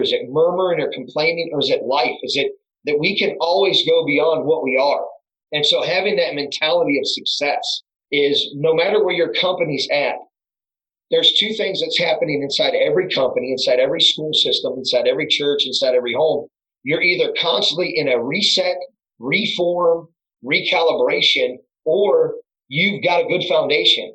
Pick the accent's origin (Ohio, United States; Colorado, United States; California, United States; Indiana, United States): Ohio, United States; Crestwood; I was born and raised in Crestwood